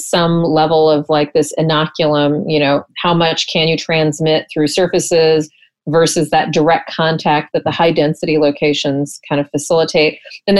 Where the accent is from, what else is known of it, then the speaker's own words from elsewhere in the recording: Texas, United States; I'm from Texas.